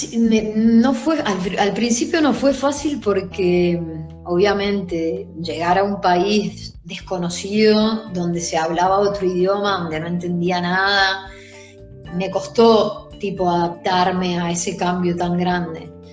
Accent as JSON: {"language": "Spanish", "country": "Argentina", "moved": "yes", "lives_now": "Italy", "said": "Somos pocas las argentinas que, que, hoy en día estamos en Italia jugando en la Serie"}